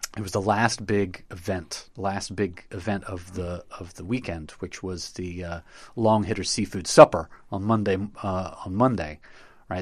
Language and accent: English; Knoxville, Tennessee, United States; I grew up in Knoxville, Tennessee